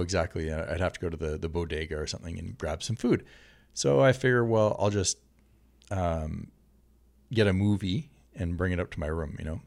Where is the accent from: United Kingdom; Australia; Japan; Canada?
Canada; now in Santa Monica, United States; a Canadian from Santa Monica